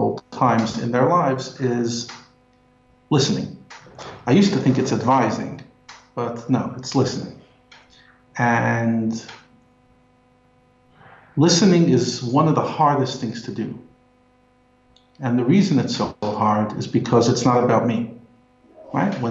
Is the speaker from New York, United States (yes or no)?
yes; New York, United States; moved away as an adult; now in South Africa; I come from New York, if you haven't picked up on my accent. And every year I go back for a few days